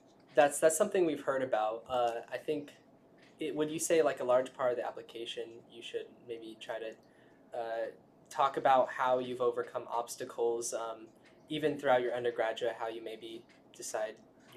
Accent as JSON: {"language": "English", "town": "Riverside", "region": "California", "country": "United States", "said": "I'm from Riverside."}